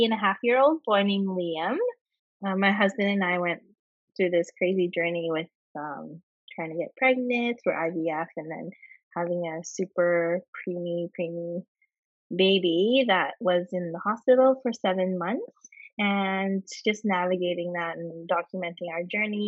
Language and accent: English; Vancouver, British Columbia, Canada; I'm born and raised in Canada.